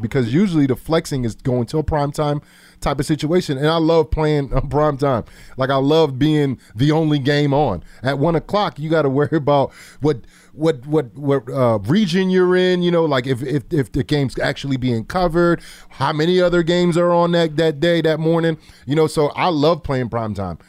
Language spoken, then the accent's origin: English; New Jersey, United States; I'm from Jersey